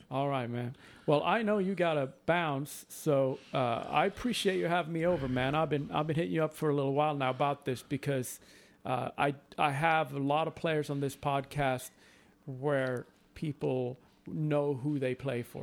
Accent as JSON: {"language": "English", "country": "Sweden", "moved": "yes", "said": "my home country of Sweden"}